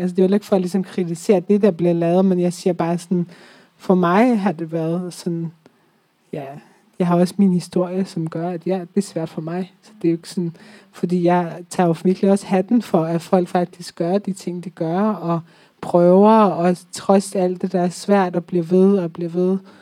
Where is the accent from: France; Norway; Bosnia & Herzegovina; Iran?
Iran; now in Denmark; Jeg er født og, født og vokset op i Iran